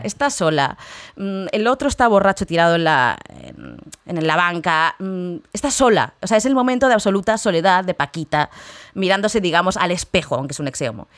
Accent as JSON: {"language": "Spanish", "country": "Spain", "moved": "yes", "said": "soy española"}